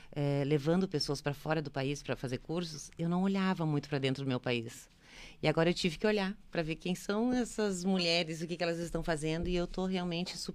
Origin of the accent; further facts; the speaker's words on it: Santo Ângelo, Rio Grande do Sul, Brazil; Eu sou a gaúcha, família... gaúcha. É, nasci nas Missões, na capital das Missões, Santo Ângelo. Eh, nasci em março, no dia 18 de março